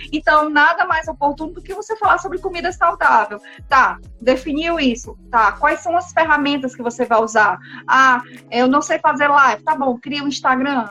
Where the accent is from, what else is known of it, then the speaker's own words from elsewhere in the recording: Brazil; como bons brasileiros, né, que nós somos